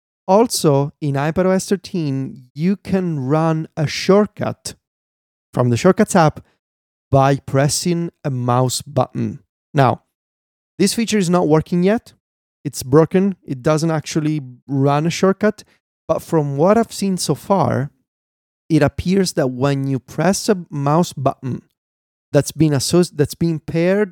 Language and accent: English; Italy; accent: Italian; English is a second language; As much as I think my accent has gotten better through the years in terms of not sounding as Italian as it did in 2013 when I first started podcasting, it's still there